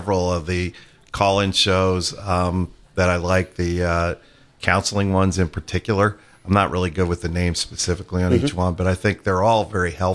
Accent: Philadelphia, Pennsylvania, United States; moved away as an adult; now in Atlanta, United States; Originally grew up in Philadelphia and moved down to Georgia in 1984

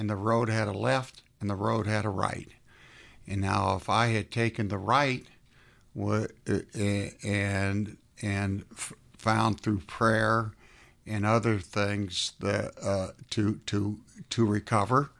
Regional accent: South Florida, United States; now in Atlanta, United States; I was raised in South Florida

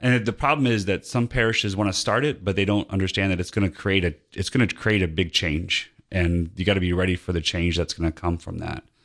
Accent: Northwest Indiana, United States; moved away as an adult; also born or lived in Latrobe, Pennsylvania; now in Georgia, United States; I grew up in Northwest Indiana near Chicago

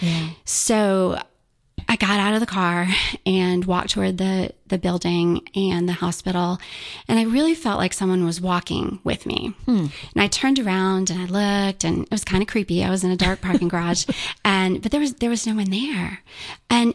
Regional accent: Charleston, United States; we're from Charleston

